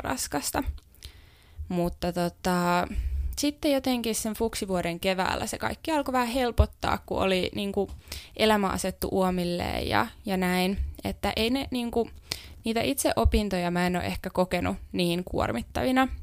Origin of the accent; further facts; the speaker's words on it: Helsinki, Uusimaa, Finland; moved away as an adult; now in Jyväskylä, Finland; Mä oon Helsingistä kotoisin ja silloin muutin ensimmäistä kertaa omilleni